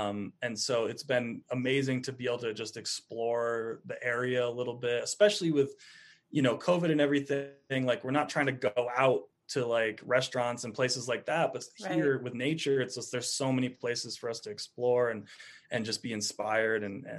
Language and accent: English; East Coast, United States; And when you're in something like the desert after growing up on the East Coast, it's like just mind blowing sometimes.